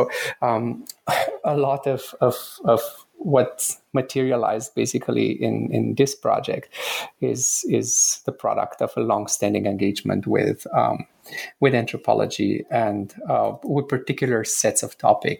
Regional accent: Romania; moved away as an adult; now in Canada; I am originally from Romania. My parents and I immigrated to Canada just after I finished high school. I actually had started college in Romania at University of Transylvania.

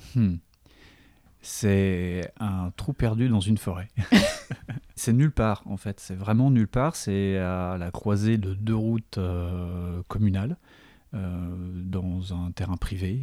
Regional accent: Dijon, Bourgogne-Franche-Comté, France; je suis de Dijon

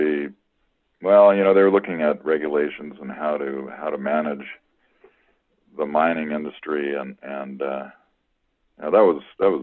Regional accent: Southern California, United States; I grew up in Southern California

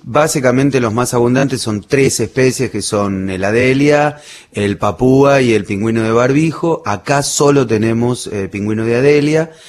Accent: Bernal, Buenos Aires Province, Argentina; also born or lived in Berazategui / Hudson; now in Plátanos, Argentina; yo nací y me crié en Bernal, partido de Quilmes

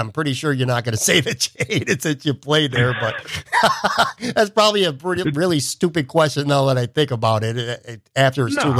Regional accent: Buffalo, New York, United States; moved away as an adult; now in Florida, United States; I'm from Buffalo. I lived most of my life in Buffalo, which is a smaller town. And I've spent the last 2 years living in Florida

